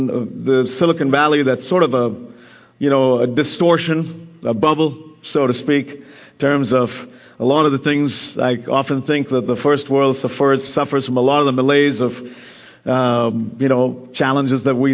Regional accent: India; moved away; I have just got back from spending 2 weeks in my home country, India

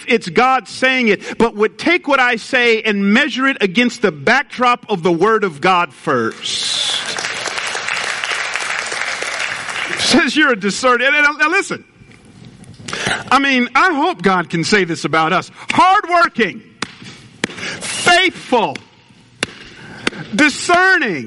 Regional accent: Atlanta, Georgia, United States; moved away; I was raised in Atlanta

